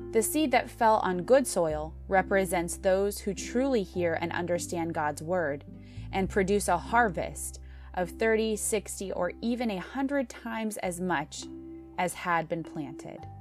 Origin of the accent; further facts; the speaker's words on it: United States; American Christians